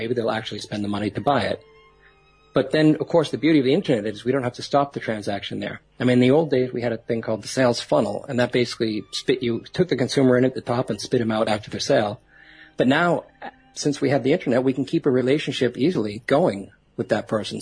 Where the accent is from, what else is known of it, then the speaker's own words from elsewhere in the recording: Boston, Massachusetts, United States; I'm originally from Boston